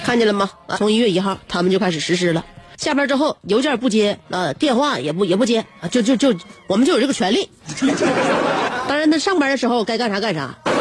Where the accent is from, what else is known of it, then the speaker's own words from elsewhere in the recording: China; 我们中国人